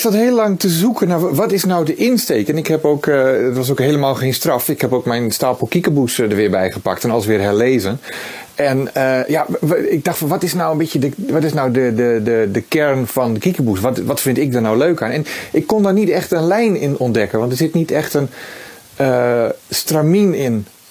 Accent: Netherlands; als Nederlander

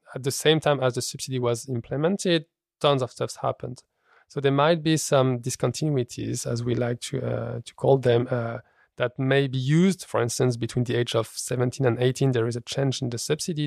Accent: France; moved away as an adult; now in Copenhagen, Denmark; I grew up in France

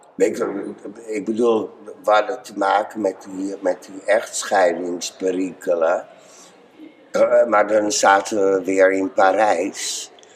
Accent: IJmuiden, North Holland, Netherlands; also born or lived in Bloemendaal / Driehuis; ik ben in IJmuiden geboren. Dus die omgeving, daar kom ik vandaan.

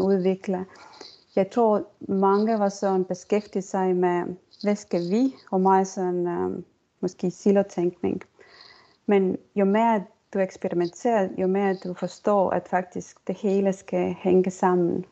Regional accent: Estonia; Danish is a second language; moved away as an adult; also born or lived in Denmark / United States; jeg kommer fra Estland, men jeg har boet øh, egentlig i Danmark og også i USA i næsten 18-20 år.

